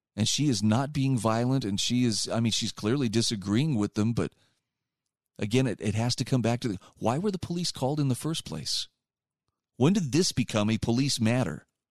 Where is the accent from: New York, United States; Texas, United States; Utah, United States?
Utah, United States; my home state of Utah